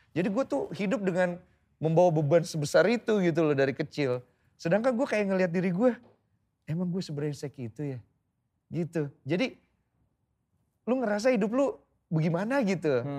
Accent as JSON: {"language": "Indonesian", "region": "Java", "country": "Indonesia", "said": "Saya kan Jawa, oh iya"}